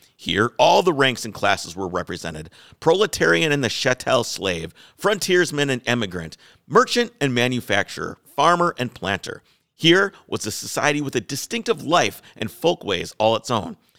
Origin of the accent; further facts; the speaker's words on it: Wales, United Kingdom; I'm Welsh